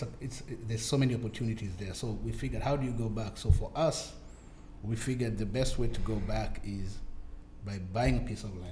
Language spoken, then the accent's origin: English; Nairobi, Kenya; now in United States; we're here in the States. We're from Africa.